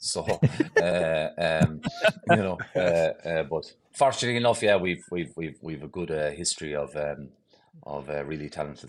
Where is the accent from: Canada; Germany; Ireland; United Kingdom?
Ireland; born or raised there; moved away as an adult; now in Boston, United States